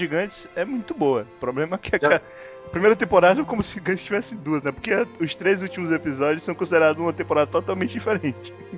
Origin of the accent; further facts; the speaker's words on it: Ceará, Brazil; eu sou do Ceará